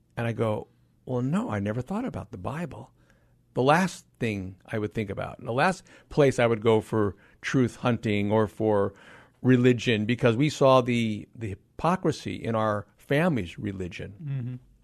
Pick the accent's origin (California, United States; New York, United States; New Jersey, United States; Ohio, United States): California, United States; Los Angeles; I grew up in Los Angeles